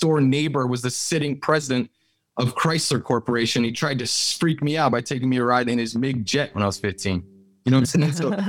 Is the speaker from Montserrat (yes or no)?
yes; Montserrat; also born or lived in St. Croix, US Virgin Islands / United States; Yeah, I was born in St. Croix, and then I moved to the States, and then we moved back again to a small island, British territory, sovereign nation called Montserrat.